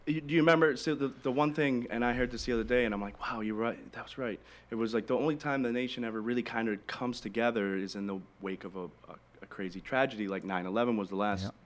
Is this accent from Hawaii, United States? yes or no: no; Michigan, United States; now in Naples, United States; I'm I'm originally from Michigan too